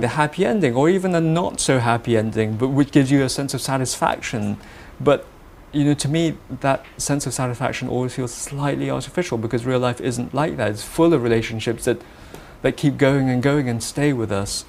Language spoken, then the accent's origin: English; Malaysia; moved away; I have a particular point of view that I feel captures a sense of being Malaysian, being Malaysian of Chinese origin.